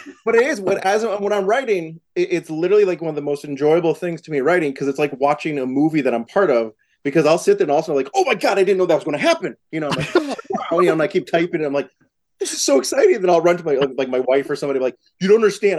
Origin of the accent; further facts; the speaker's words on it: Massachusetts, United States; moved away as an adult; also born or lived in New York; I'm from Massachusetts and I lived in New York at the time